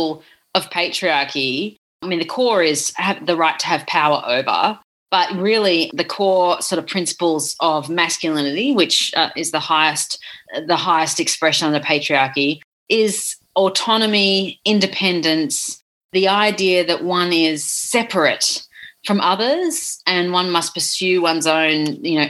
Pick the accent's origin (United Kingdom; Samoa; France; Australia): Australia; as an Australian